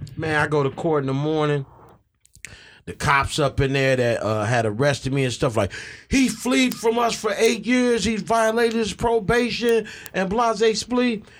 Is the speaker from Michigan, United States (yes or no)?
yes; Ecorse, Michigan, United States; also born or lived in Southwest Detroit, Michigan; I grew up out in Ecorse